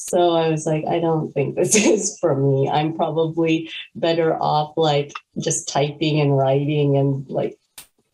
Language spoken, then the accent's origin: English; California, United States; moved away as an adult; also born or lived in North Carolina / Washington, District of Columbia, United States; now in Maryland, United States; I'm actually from California